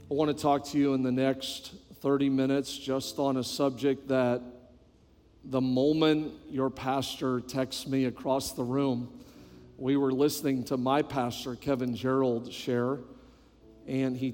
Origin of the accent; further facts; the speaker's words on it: New Brunswick, Canada; born there; also born or lived in British Columbia / Quebec; when I tell people that I am from Canada, almost every time they will ask me which part, and I always tell them my whole body. Um, I was born on the East Coast, New Brunswick, just above Maine.